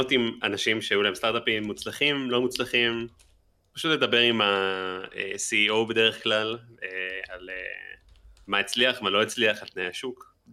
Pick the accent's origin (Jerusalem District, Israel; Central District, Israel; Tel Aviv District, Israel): Jerusalem District, Israel; Jerusalem; moved away; אני גם ירושלמי במקור